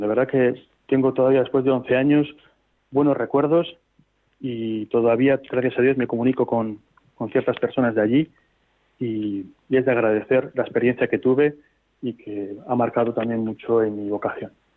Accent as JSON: {"language": "Spanish", "town": "Laredo", "region": "Cantabria", "country": "Spain", "said": "ahí ya sí pude hacerlo en mi tierra, aquí en Cantabria"}